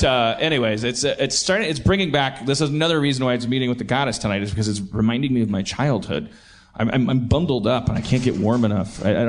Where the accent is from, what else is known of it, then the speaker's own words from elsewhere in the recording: Milwaukee, Wisconsin, United States; I've noticed I'm from Milwaukee.